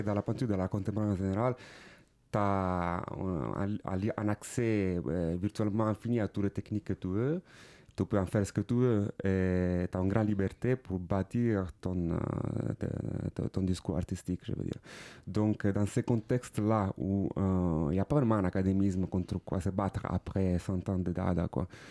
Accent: Palermo, Sicily, Italy; French is a second language; moved away; also born or lived in Milan / Paris; je viens de Palerme, Sicile

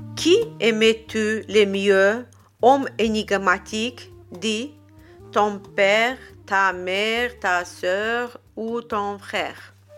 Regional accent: Azerbaijan; French is a second language; now in France; je viens d'Azerbaïdjan

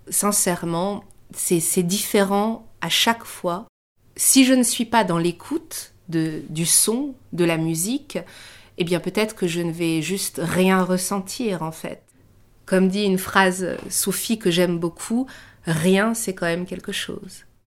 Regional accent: France; also born or lived in Germany / Iran (ancestry); Je suis née en Allemagne, mais à vrai dire, j'y suis restée très peu de temps. Mes parents sont partis d'Iran au moment de la révolution iranienne. J'étais très jeune lorsqu'ils sont venus en France.

